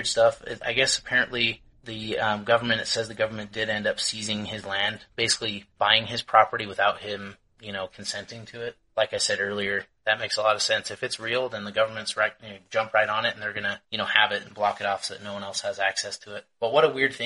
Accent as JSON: {"language": "English", "country": "United States", "said": "I'm American"}